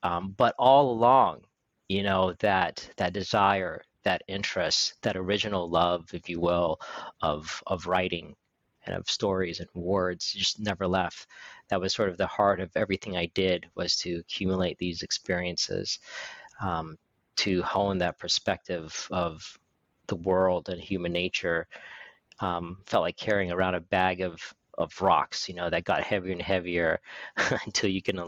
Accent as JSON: {"language": "English", "region": "California", "country": "United States", "tie": "born there", "said": "I was born in California, the son of an oil engineer, and moved around growing up very, very frequently."}